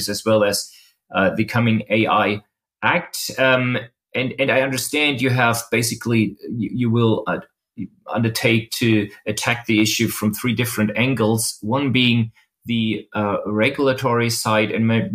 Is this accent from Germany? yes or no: yes; Berlin, Germany; a German tech and data lawyer at Helting in Berlin